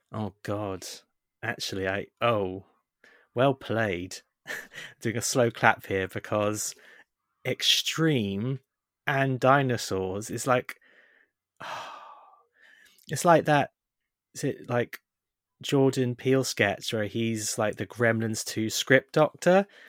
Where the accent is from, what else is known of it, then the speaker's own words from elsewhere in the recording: United Kingdom; we're British